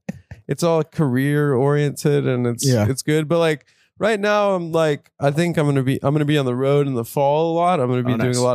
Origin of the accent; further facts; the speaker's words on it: Las Vegas, Nevada, United States; moved away; when I was growing up in Vegas